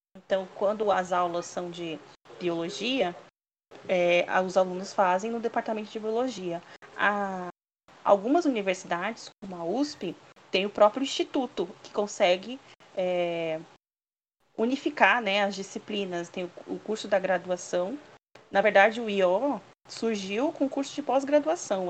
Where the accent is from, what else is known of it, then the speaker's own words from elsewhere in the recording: São Bernardo do Campo, São Paulo, Brazil; also born or lived in Santos; eu sou nascida em São Bernardo do Campo